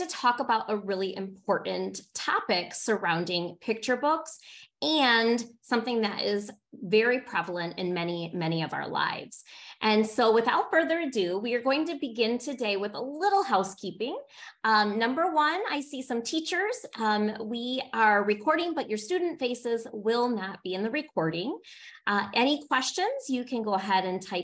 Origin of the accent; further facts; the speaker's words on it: Michigan, United States; Born and raised in Michigan